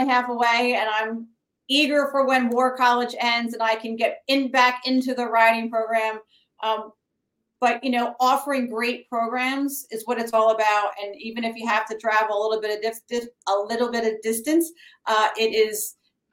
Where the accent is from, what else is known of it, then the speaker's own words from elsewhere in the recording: New Jersey, United States; now in Florida, United States; I come from New Jersey